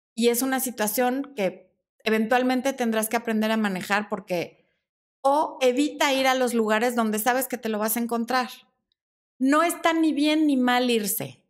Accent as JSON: {"language": "Spanish", "country": "Mexico", "said": "son 50 pesos mexicanos en mi país"}